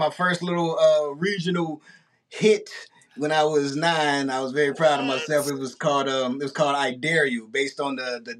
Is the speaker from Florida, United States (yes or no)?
no; East St. Louis, Illinois, United States; yeah, I'm from East St. Louis, Illinois, right across the bridge from St. Louis, Missouri.